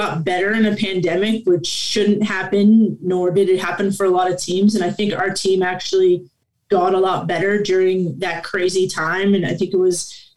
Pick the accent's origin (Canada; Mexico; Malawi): Canada; Guelph, Ontario; I'm born and raised in Guelph, Ontario, Canada